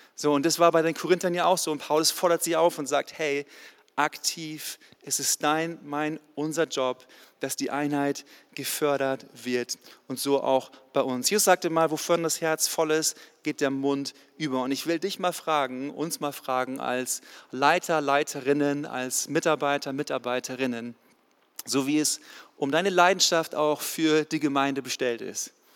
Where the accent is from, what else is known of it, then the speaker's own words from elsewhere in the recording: the North Sea coast, Northern Germany, Germany; moved away as an adult; now in Ludwigsburg, Germany; Ich komme eigentlich aus dem Norden, von der Nordseeküste, bin runtergezogen in den Süden vor 14 Jahren tatsächlich